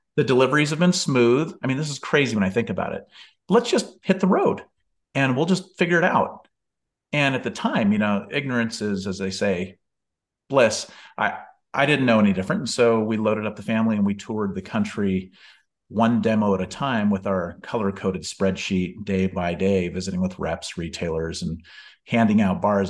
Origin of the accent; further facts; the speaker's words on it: Bellingham, Washington, United States; moved away; my hometown of Bellingham, Washington